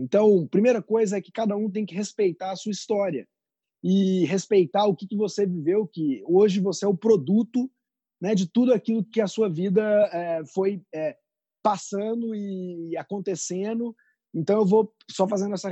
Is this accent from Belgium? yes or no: no; Amazon, Brazil; also born or lived in Belo Horizonte; eu nasci em Belo Horizonte. É, com nove meses eu me mudei para a Amazônia. É, fiquei minha, minha infância toda morando num condomínio da Vale do Rio Doce, no meio da Amazônia, meus primeiros oito anos de vida.